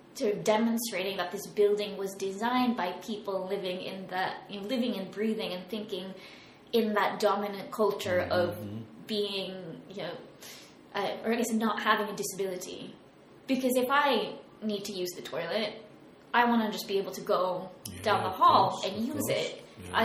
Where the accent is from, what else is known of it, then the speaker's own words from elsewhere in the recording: United States; moved away; I was raised in America.